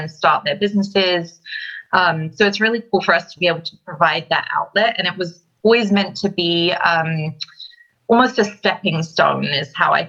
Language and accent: English; London, United Kingdom; moved away as an adult; now in United States; I'm originally from London, London, England, and I moved to the US in 2009